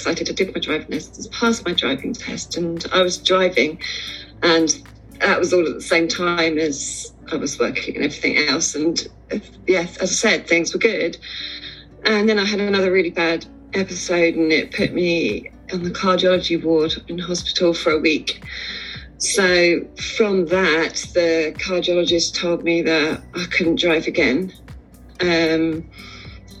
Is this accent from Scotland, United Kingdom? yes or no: no; Sussex, South East England, United Kingdom; I'm from Sussex in England